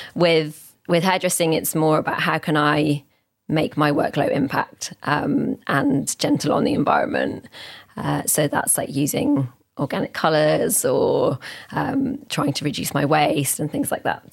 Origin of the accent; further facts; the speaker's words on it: Oxford, South East England, United Kingdom; As someone who is like born and raised in Oxford, I, and I've stayed here my whole life, I haven't moved away or anything